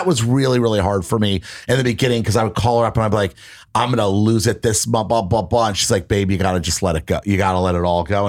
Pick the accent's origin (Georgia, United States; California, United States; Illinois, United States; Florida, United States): Florida, United States; Miami; moved away as an adult; also born or lived in New York; now in Los Angeles, United States; I grew up in Miami.